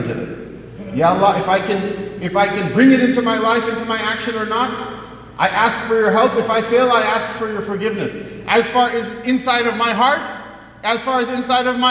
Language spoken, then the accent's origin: English; United States; can't you tell I'm an American?